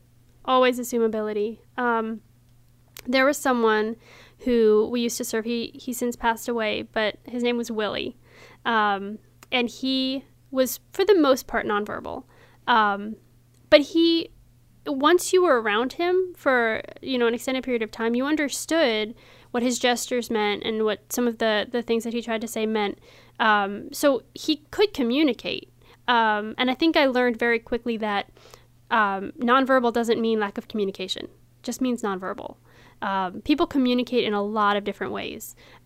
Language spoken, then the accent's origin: English; Frederick, Maryland, United States; I was born here.